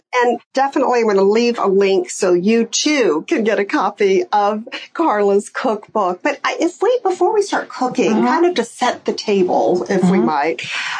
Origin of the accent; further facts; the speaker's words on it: Alabama, United States; my childhood growing up in Alabama.